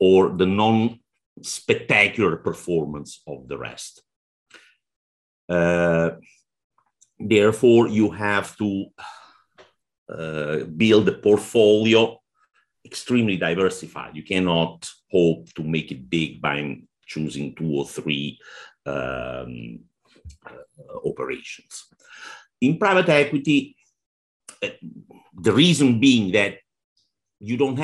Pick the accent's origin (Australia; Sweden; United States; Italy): Italy; accent: Italian; English is a second language; moved away; also born or lived in Oman; Italy, which is my home country